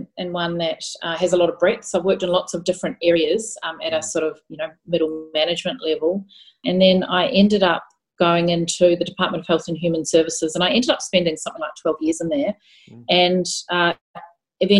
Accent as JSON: {"language": "English", "country": "New Zealand", "tie": "born or raised there", "also_born_or_lived": "Christchurch, New Zealand / Melbourne, Australia / Victoria, Australia / Canberra, Australia", "moved": "as an adult", "lives_now": "Geelong, Australia", "said": "I was raised in New Zealand and did my schooling and did my nursing education there"}